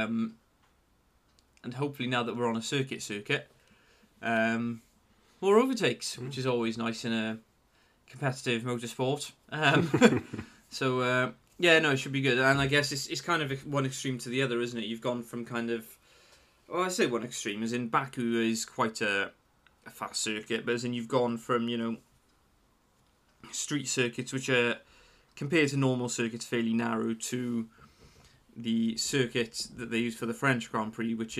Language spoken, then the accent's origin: English; Welsh, Wales, United Kingdom; the Welsh part of me, I'm fully Welsh